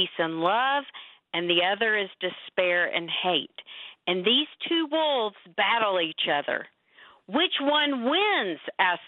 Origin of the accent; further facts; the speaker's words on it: Texas, United States; also born or lived in Oklahoma; I was born in Oklahoma, born there and grew up in Texas.